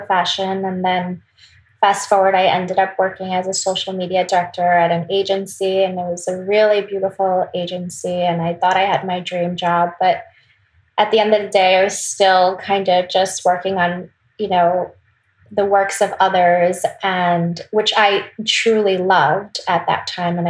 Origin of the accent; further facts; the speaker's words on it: Wisconsin, United States; also born or lived in South Korea; I was born in Wisconsin, but I do have a lot of influence, Korean influence, because I did go to Korea a lot when I was little.